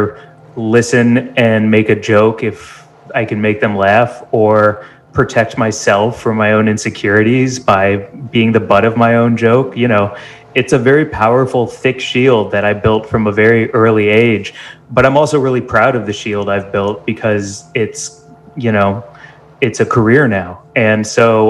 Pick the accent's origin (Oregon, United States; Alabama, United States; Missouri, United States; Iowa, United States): Missouri, United States; St. Louis; moved away as an adult; also born or lived in Chicago; now in Los Angeles, United States; I grew up in St. Louis, Missouri